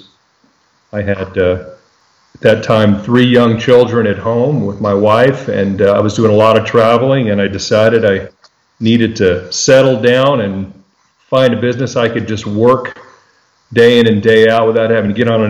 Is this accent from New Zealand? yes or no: no; El Paso, Texas, United States; now in Austin, United States; I'm born and raised in El Paso, Texas